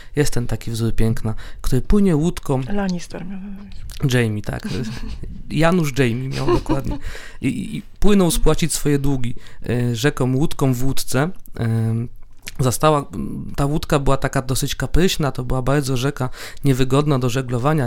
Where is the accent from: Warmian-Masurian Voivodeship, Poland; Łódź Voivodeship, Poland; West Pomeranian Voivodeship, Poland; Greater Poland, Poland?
Łódź Voivodeship, Poland; Łódź; jestem z Widzewa